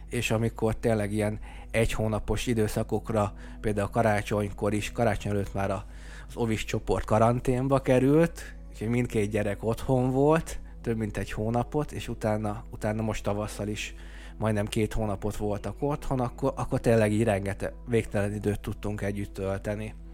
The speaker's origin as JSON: {"language": "Hungarian", "town": "Zákányszék", "region": "Csongrád-Csanád", "country": "Hungary", "tie": "born or raised there", "said": "én zákányszéki származású vagyok, és, és az életem első hét évét tanyán töltöttem."}